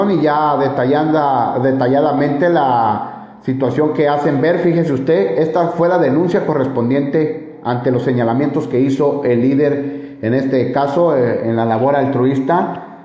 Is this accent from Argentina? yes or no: no; Guatemala; moved away as an adult; ¿De dónde eres? Soy de Guatemala. De Guatemala.